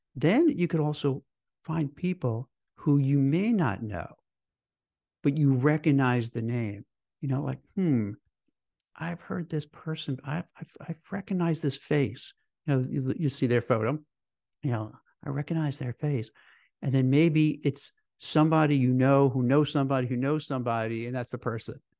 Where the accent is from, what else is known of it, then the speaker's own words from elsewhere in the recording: New York, United States; I grew up in New York